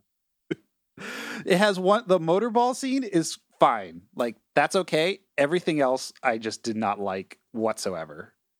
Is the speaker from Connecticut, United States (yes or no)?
yes; Connecticut, United States; I grew up in Connecticut